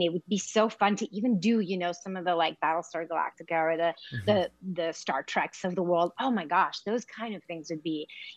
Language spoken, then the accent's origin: English; Los Angeles, California, United States; also born or lived in Queens, New York; So I was in L.A.